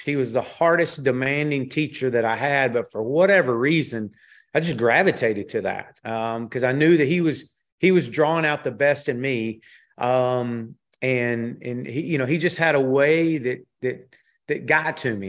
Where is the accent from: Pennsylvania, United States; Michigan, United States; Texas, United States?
Texas, United States; moved away as an adult; come back to Texas, to my home state